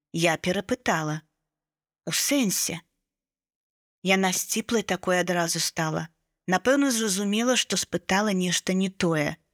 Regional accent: Belarus; Я з Беларусі, і гэта беларуская мова.

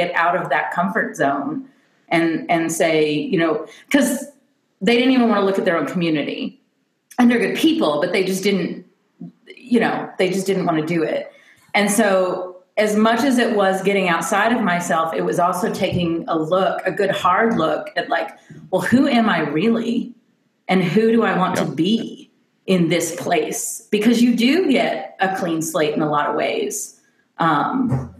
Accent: Kentucky, United States; moved away as an adult; also born or lived in Nashville, Tennessee / Albany, New York; I grew up an hour outside of Nashville in Kentucky. My dad lived in Nashville, so I grew up in both these states.

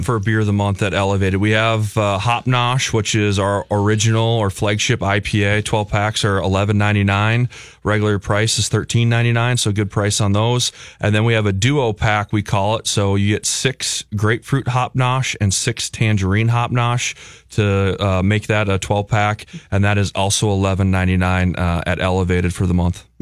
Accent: Burnsville, Minnesota, United States; now in Elko New Market, United States; I grew up in Burnsville, but uh, currently live in the Lakeville South uh, school district. I'm in Elko New Market

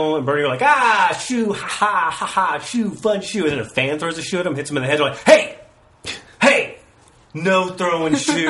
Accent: United Kingdom; I'm also British.

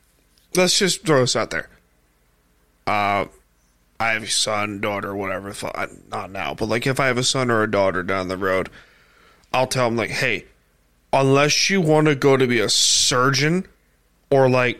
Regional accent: Blue Point, New York, United States; I'm from Blue Point, and that's literally on the water.

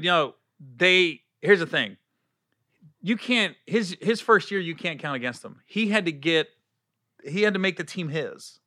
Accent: Cincinnati, Ohio, United States; I grew up in Cincinnati, too

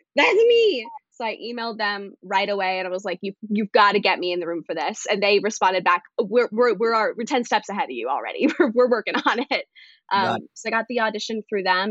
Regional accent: North Las Vegas, Nevada, United States; also born or lived in Missouri; now in New York, United States; I grew up mainly in North Las Vegas

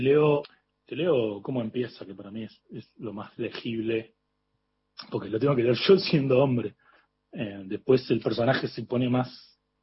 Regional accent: Córdoba, Argentina; now in Buenos Aires, Argentina; Yo me crié en Córdoba al lado de, eh, del río Suquía

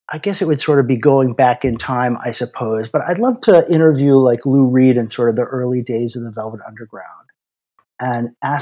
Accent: Aruba; I grew up in Aruba, which was part of the Netherlands Antilles at the time. And so like the music we would hear was very European.

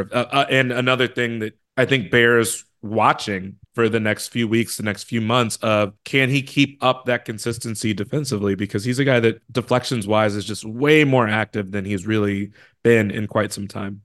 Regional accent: Chicago, Illinois, United States; I'm from Chicago.

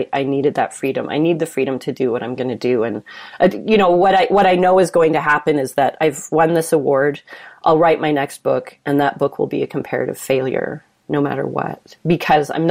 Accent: Calgary, Alberta, Canada; growing up in Calgary in the, you know, up until the 90s, early 2000s, it was like it's a predominantly white place

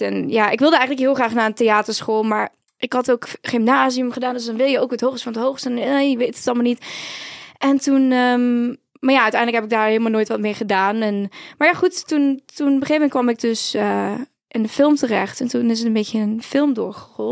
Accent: Heerlen, Limburg, Netherlands; moved away; also born or lived in Utrecht; ik kom eigenlijk uit Zuid-Limburg

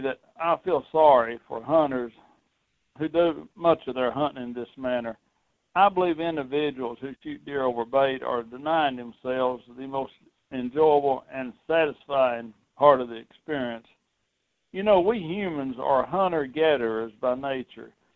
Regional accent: Tennessee, United States; my home state of Tennessee

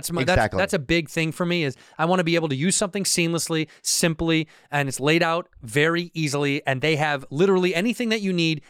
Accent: Chicago, Illinois, United States; I'm from Chicago.

